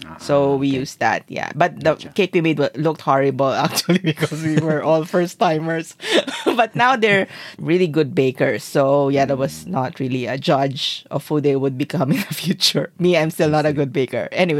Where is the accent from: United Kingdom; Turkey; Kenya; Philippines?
Philippines; Zamboanga City, Zamboanga Peninsula; this is actually an island in my hometown